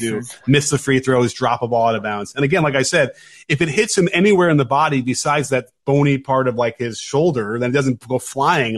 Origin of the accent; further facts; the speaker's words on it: Chicago, Illinois, United States; I come from Chicago